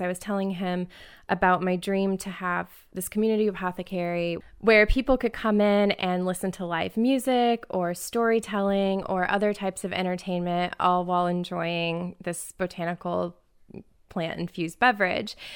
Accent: Indianapolis, Indiana, United States; now in Detroit, United States; I'm originally from Indianapolis

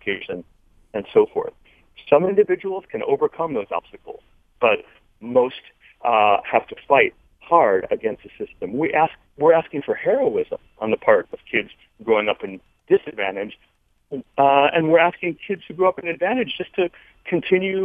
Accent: Farmington Hills, Michigan, United States; I grew up in Farmington Hills, too, for part of my childhood.

